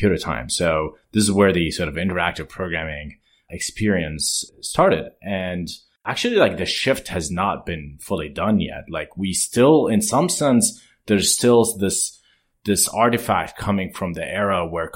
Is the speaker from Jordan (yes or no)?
yes; Jordan; moved away as an adult; I grew up in Jordan